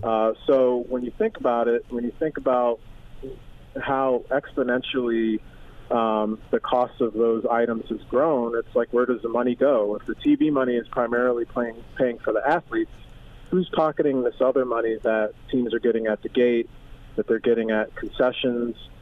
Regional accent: Philadelphia, Pennsylvania, United States; I grew up in Philadelphia

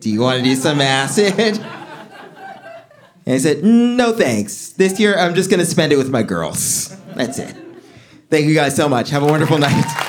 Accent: New York City, New York, United States; I'm from Flatbush

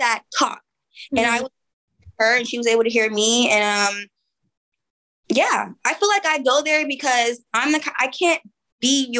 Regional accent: Oakland, California, United States; I'm from East Oakland. You know, prime hyphy movement

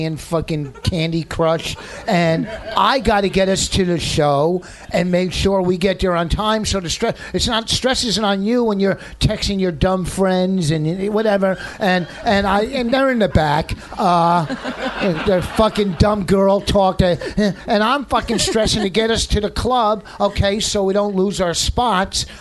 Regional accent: New Jersey, United States; I'm from Jersey

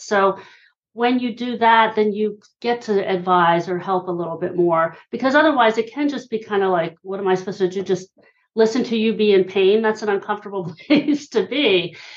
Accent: Hershey, Pennsylvania, United States; now in Philadelphia, United States; I'm originally from Hershey, Pennsylvania. I live in Philly these days

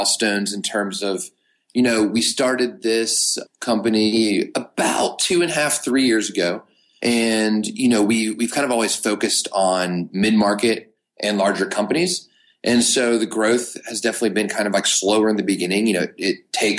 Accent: Knoxville, Tennessee, United States; now in Chattanooga, United States; born and raised in Knoxville, Tennessee. I currently live in Chattanooga, Tennessee

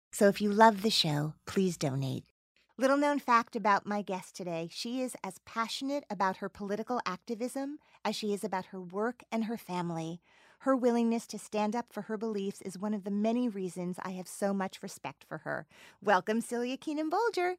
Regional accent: New Jersey, United States; I grew up in New Jersey.

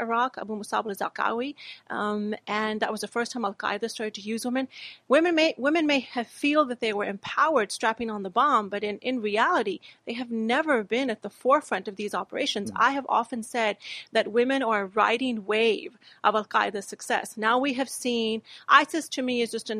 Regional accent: Texas, United States; also born or lived in Pakistan; I grew up in America. I grew up in the southern state of Texas

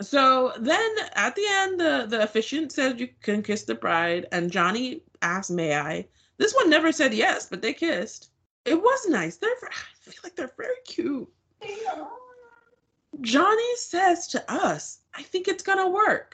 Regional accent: Nigeria; now in United States; We're both Nigerian. We're both members of the Nigerian clubs at our respective university.

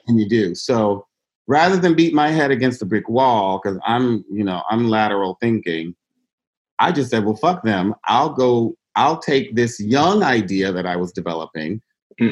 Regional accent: Mississippi, United States; moved away as an adult; also born or lived in Boston / Los Angeles; I grew up in Mississippi

